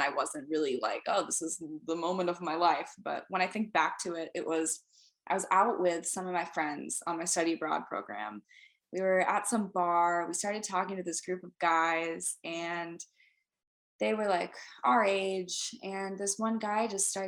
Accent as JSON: {"language": "English", "town": "Seattle", "region": "Washington", "country": "United States", "tie": "born or raised there", "moved": "as an adult", "lives_now": "Nashville, United States", "said": "I'm from Seattle"}